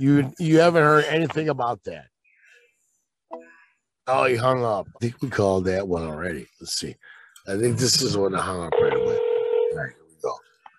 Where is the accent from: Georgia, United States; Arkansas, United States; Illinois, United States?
Illinois, United States; Chicago; You know what? I'm from Chicago